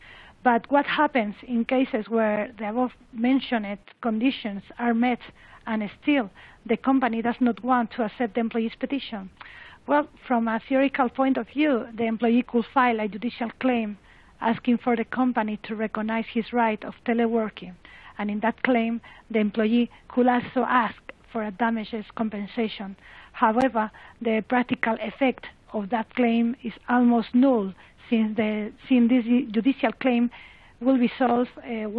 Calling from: Madrid, Community of Madrid, Spain; English is a second language; I'm speaking from Madrid, and I am very thankful for having the opportunity to participate.

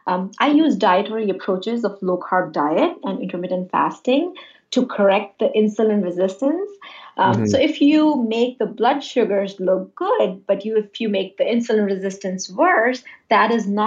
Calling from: Westchester, New York, United States; I'm calling from New York. I'm in Westchester. I'm an internist by background.

